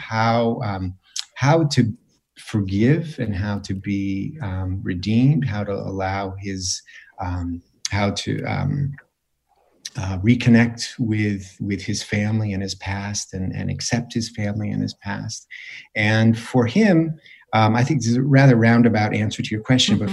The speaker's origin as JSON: {"language": "English", "town": "East Granby", "region": "Connecticut", "country": "United States", "tie": "born or raised there", "said": "I grew up in East Granby"}